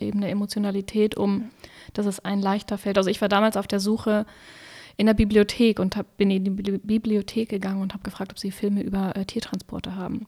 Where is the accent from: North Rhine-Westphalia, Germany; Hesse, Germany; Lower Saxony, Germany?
Lower Saxony, Germany; Wolfsburg; moved away as an adult; now in Berlin, Germany; in meiner Heimatstadt in Wolfsburg